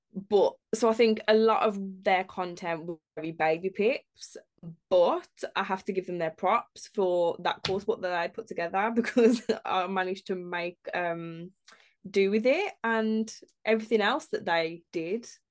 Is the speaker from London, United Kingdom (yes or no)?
no; Birmingham, West Midlands, United Kingdom; we're all from Birmingham as well